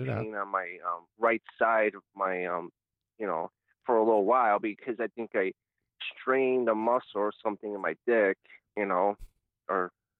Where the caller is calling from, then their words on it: Cleveland, Ohio, United States; This is … from Cleveland, Ohio.